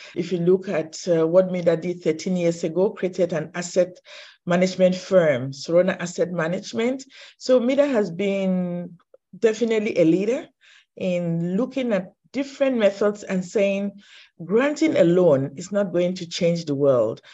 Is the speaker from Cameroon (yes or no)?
yes; Cameroon; I think I was born in Cameroon